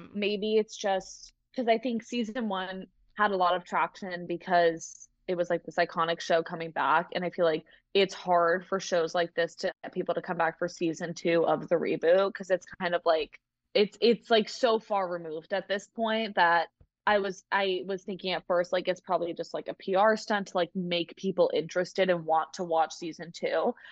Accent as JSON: {"language": "English", "region": "Massachusetts", "country": "United States", "said": "I am from Massachusetts, but I'm currently down south."}